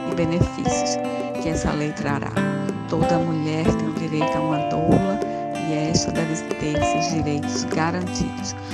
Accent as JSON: {"language": "Portuguese", "town": "Recife", "region": "Pernambuco", "country": "Brazil", "said": "sou do Recife, Pernambuco"}